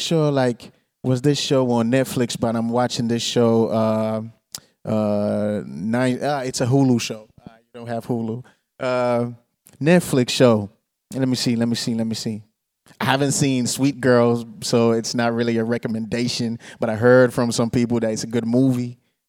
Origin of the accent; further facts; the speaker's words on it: Tampere, Pirkanmaa, Finland; also born or lived in Monrovia, Liberia / Ghana; I was born 85 in Liberia, Monrovia. When I was 4 years old, I moved to Ghana. When I was 6 years old, I moved to Finland, Tampere. Viljakkala, but nobody knows Viljakkala, so I just say Tampere.